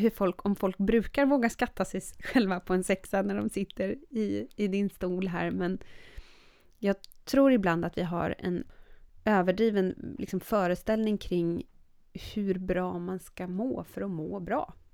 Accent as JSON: {"language": "Swedish", "country": "Sweden", "also_born_or_lived": "Norway", "said": "dubbelt medborgarskap, jag är svensk och norsk."}